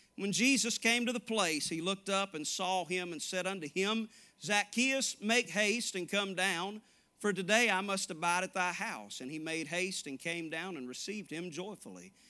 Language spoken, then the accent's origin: English; Little Rock, Arkansas, United States; also born or lived in Asheboro, North Carolina; now in Dyersburg, United States; I grew up in Little Rock, Arkansas